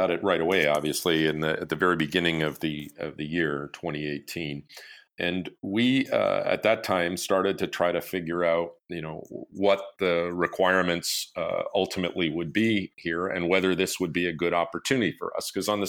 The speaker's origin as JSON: {"language": "English", "country": "Canada", "tie": "born or raised there", "said": "I actually have an engineering degree, computer science related, and I grew up in Canada."}